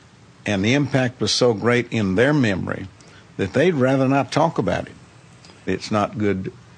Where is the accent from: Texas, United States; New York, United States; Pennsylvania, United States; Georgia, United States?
Texas, United States; Galveston; As I grew up in Galveston